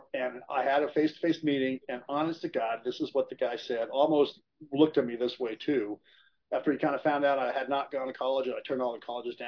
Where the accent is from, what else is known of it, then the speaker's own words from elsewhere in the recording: Idaho Springs, Colorado, United States; Growing up in Clear Creek County, I had a lot of offers for colleges